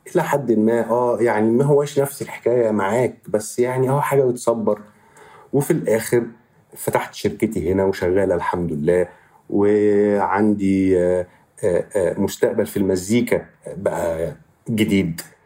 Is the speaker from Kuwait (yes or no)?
no; Egypt; born or raised there; moved away as an adult; now in Barcelona, Spain